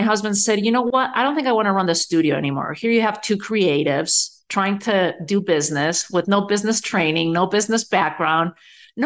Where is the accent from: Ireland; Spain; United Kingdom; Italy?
Spain; moved away as an adult; also born or lived in New York City; now in United States; I was born and raised in Spain